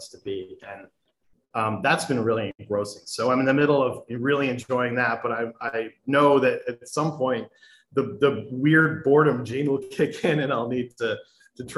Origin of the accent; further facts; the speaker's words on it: Ann Arbor, Michigan, United States; I grew up in Michigan, but I'm not really, my family's not really from Ann Arbor